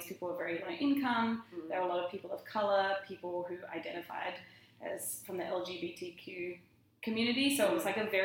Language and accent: English; Australia; moved away as an adult; being Australian definitely helped. Like, he just noticed me cause I was Australian